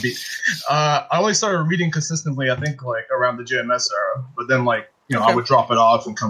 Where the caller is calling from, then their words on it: Montreal, Quebec, Canada; Call from Montreal.